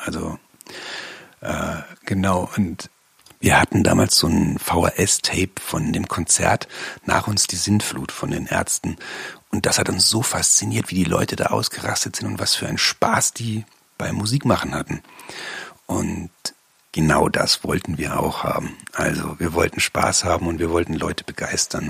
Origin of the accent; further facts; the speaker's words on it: Bavaria, Germany; bin ich in Bayern groß geworden